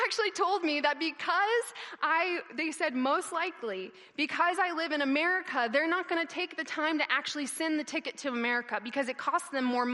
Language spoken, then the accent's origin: English; United States; I'm there with my blue American passport, like, I'm that American right now